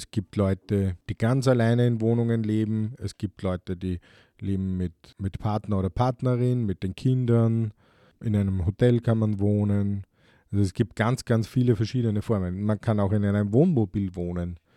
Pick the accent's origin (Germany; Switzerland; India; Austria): Austria; Bei uns in Österreich gibt es das zum Glück sehr wenig